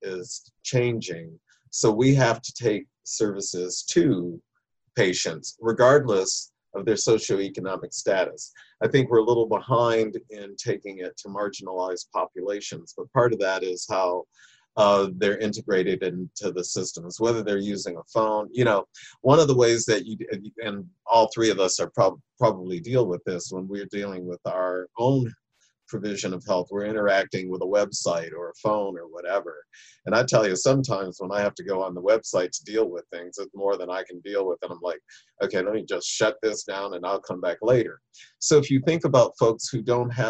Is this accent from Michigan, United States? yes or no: yes; Michigan, United States; moved away as an adult; also born or lived in the South (US); I'm from Michigan originally